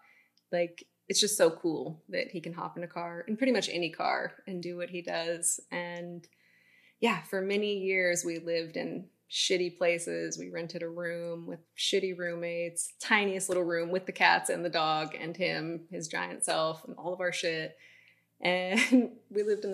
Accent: Bodega Bay, California, United States; I'm from Bodega Bay, one coastal town

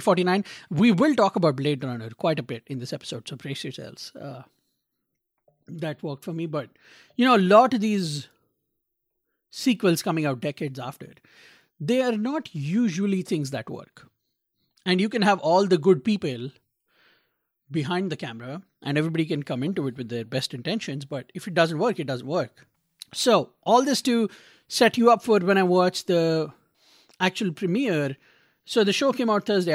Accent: India; now in Little Rock, United States; as an Indian who grew up in a tropical country

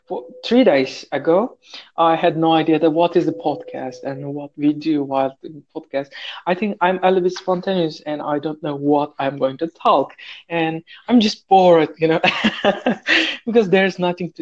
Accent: Turkey; English is a second language; moved away as an adult; now in Saudi Arabia; from Turkey. I am living in another country right now. In Saudi Arabia

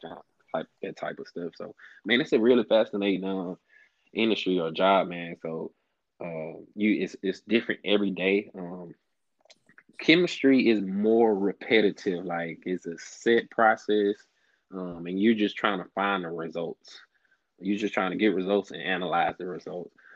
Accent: Alexandria, Louisiana, United States; moved away as an adult; now in Houston, United States; I was born and raised in Alexandria, Louisiana, which is in the middle of the state

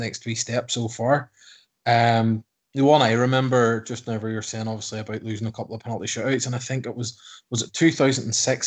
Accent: Ireland; I'm from Ireland

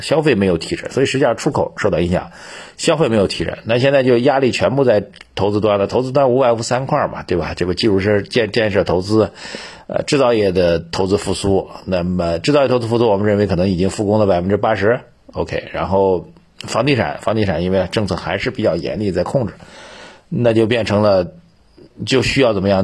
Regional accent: China; 我们中国人

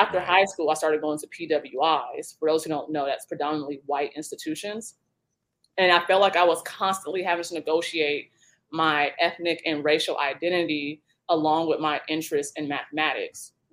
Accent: Atlanta, Georgia, United States; also born or lived in Seattle, Washington / Ann Arbor, Michigan; I was born in Seattle, so I was actually raised between both cities. I spent a lot of time from Seattle to Atlanta, back and forth throughout childhood

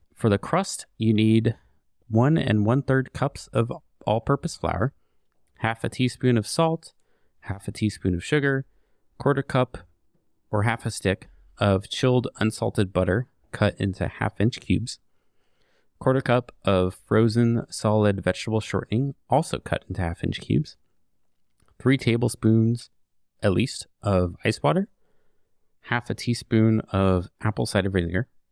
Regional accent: United States; I am of Swedish descent. Not that far back. I mean, I'm straight up American now

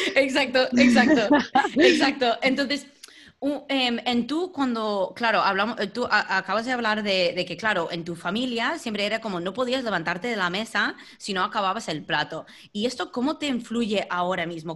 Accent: United States; Spanish is a second language; now in Spain; soy estadounidense

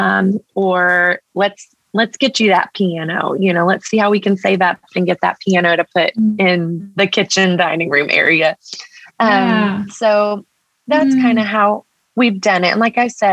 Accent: Texas, United States; Mexican. I'm a Texan

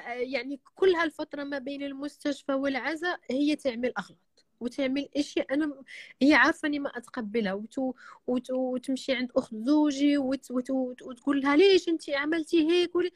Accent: Marrakesh, Marrakesh-Safi, Morocco; انا من مراكش

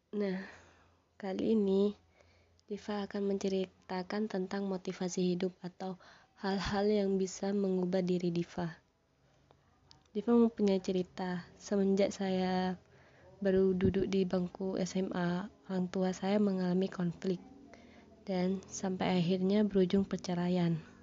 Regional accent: Sumenep, East Java, Indonesia; Saya lahir di Sumeneb pada tanggal dua puluh enam Februari dua ribu dua.

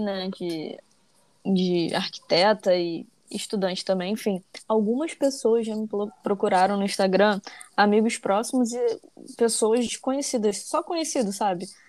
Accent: Rio de Janeiro, Brazil; eu sou do Rio, carioca aí do, do trio

